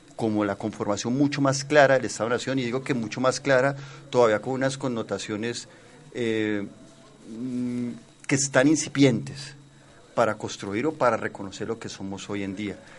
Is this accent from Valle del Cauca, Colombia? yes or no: yes; Cali, Valle del Cauca, Colombia; Y son representaciones que nos fortalecen como caleño